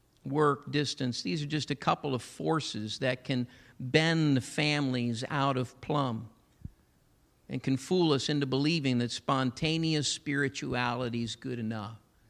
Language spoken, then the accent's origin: English; Massillon, Ohio, United States; I'm so grateful for my Pentecostal heritage, a church I was raised up in Massillon, Ohio.